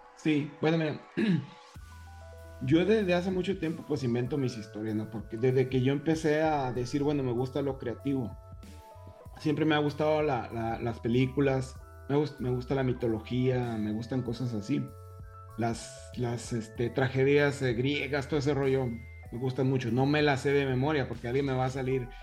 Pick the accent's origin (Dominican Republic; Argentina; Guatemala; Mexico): Mexico; northern Mexico; yo soy del desierto, este, del norte, como tú